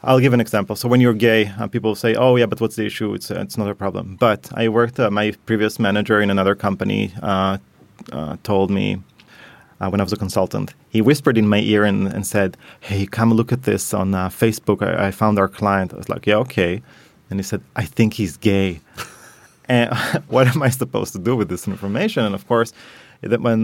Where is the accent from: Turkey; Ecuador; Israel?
Israel; Tel Aviv, Tel Aviv District; moved away as an adult; also born or lived in Paris / Helsinki; now in Stockholm, Sweden; I was brought up in Tel Aviv.